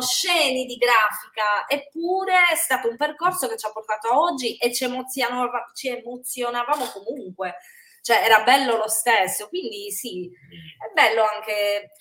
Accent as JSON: {"language": "Italian", "region": "Sardinia", "country": "Italy", "moved": "yes", "said": "in realtà solo io sono sarda"}